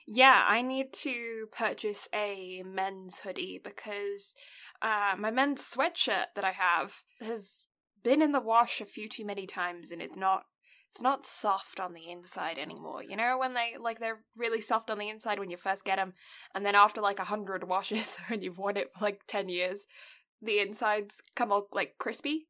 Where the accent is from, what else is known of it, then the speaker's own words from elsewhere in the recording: United Kingdom; now in Canada; I'm British